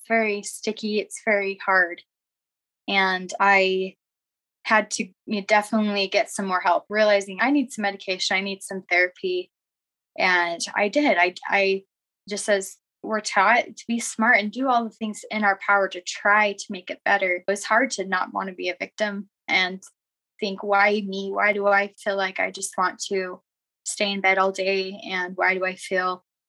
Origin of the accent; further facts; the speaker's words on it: Arizona, United States; now in Utah, United States; I was born and raised in Arizona